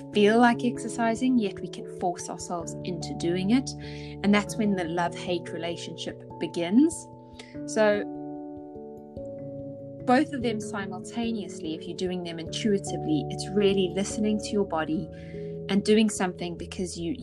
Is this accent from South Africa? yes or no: yes; South Africa; I grew up in South Africa